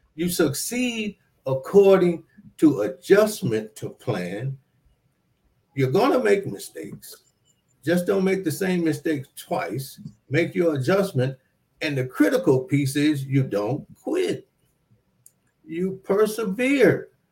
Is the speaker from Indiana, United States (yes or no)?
no; Detroit, Michigan, United States; growing up in Southwest Detroit